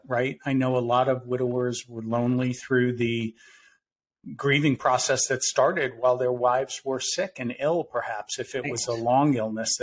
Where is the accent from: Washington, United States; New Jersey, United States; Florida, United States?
Florida, United States; Winter Park; born or raised there